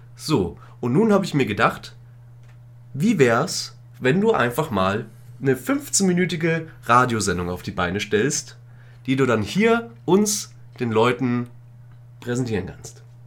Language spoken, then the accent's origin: German; Königsbrunn, Bavaria, Germany; meine Heimatstadt hat? Eine Therme. Eine große Therme mit vier Rutschen und Salzbecken und Wellenbad und alles Mögliche